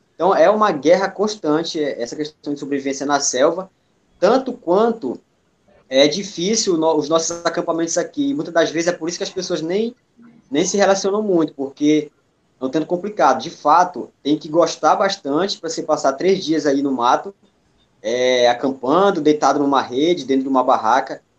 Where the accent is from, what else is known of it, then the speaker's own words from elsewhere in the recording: Bragança, Pará, Brazil; moved away as an adult; now in Belém, Brazil; na região que eu nasci, em Bragança, quando a gente fala interior aqui no Pará